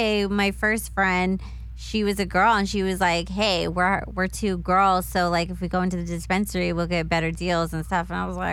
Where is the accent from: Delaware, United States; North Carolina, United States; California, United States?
California, United States; moved away as an adult; also born or lived in Las Vegas; I'm from Cali originally.